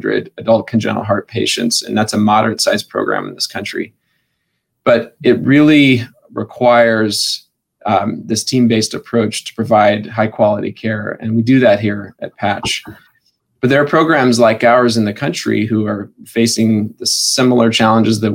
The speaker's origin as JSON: {"language": "English", "region": "Wyoming", "country": "United States", "moved": "as an adult", "lives_now": "Spokane, United States", "said": "I'm from Wyoming"}